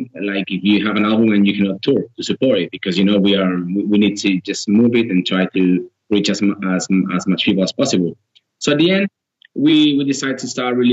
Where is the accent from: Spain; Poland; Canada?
Spain; Girona, Catalonia; we are from Girona, which is a different area